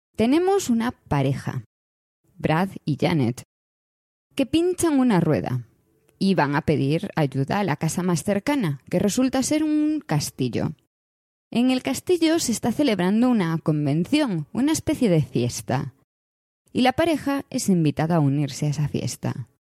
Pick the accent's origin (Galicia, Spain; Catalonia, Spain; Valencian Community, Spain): Galicia, Spain; Como gallega